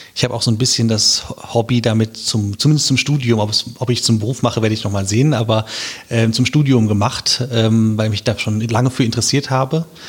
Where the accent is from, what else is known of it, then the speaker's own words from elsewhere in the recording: Wiesbaden, Hesse, Germany; moved away as an adult; also born or lived in Munich / Mainz; ich bin äh, auch Wiesbadener äh, von Geburt an und auch ähm, stolzer Wiesbadener